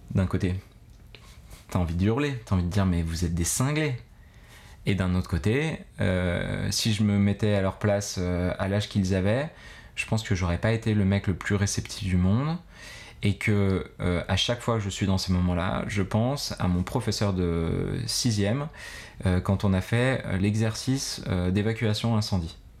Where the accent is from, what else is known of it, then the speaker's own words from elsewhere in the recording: Grenoble, Auvergne-Rhône-Alpes, France; moved away as an adult; also born or lived in Bogotá, Colombia / Philippines; je suis un grenoblois d'origine de 33 mhm. ans